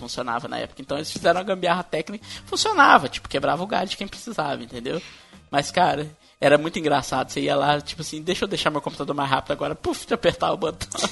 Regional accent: Minas Gerais, Brazil; eu, como sou de Minas

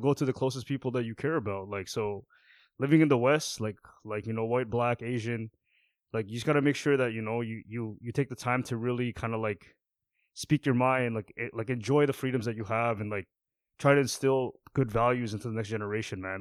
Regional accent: Canada; second gen, third gen Canadians

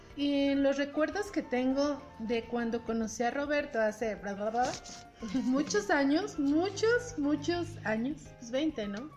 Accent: Mexico; somos muy mexicanos

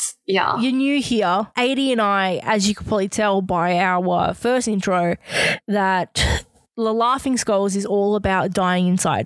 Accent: Australia; we're Australian.

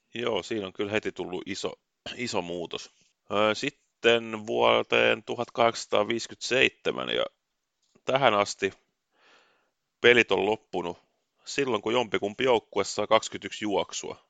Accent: Finland; mä oon Suomesta

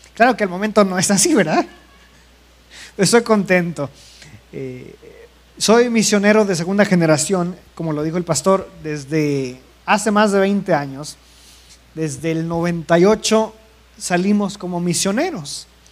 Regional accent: Mexico; moved away as an adult; also born or lived in India; nosotros como mexicanos

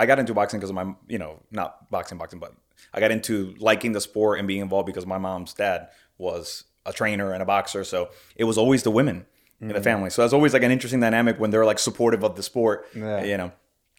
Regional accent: Puerto Rico; I'm from Puerto Rico

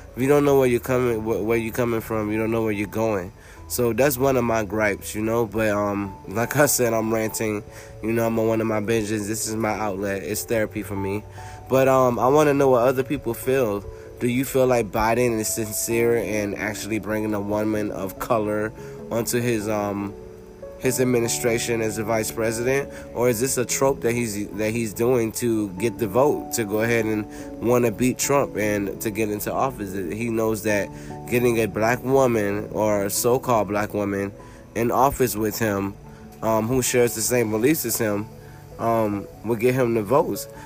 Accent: Florida, United States; now in North Carolina, United States; I'm a Floridian. I'm a native. I was born and raised in Florida, and now I live in North Carolina

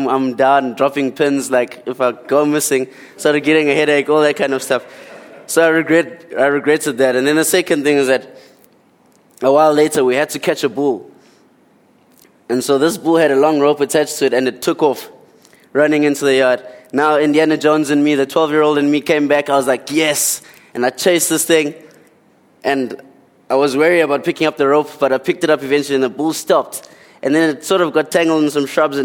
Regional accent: Port Edward, KwaZulu-Natal, South Africa; also born or lived in Eastern Cape / Durban; I come from the Eastern Cape. And then at around 6 or 7 years old, I moved to Port Edward down on the lower south coast. And then I finished primary school there, and then I went to high school here in Durban.

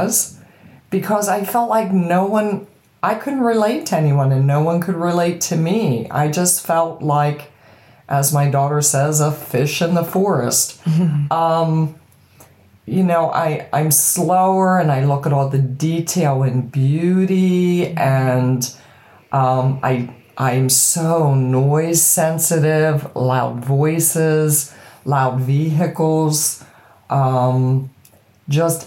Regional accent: Boiling Springs, Pennsylvania, United States; accent: American; I'm from a very tiny town called Boiling Springs, and it's in Pennsylvania

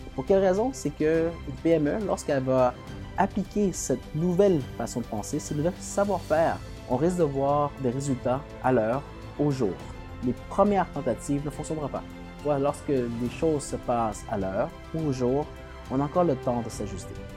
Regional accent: Quebec, Canada; en tant que Québécois, on, doit se tenir

